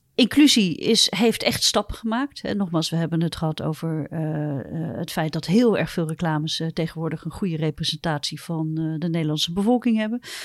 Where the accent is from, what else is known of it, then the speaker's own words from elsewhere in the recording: Netherlands; ik kom gewoon uit Holland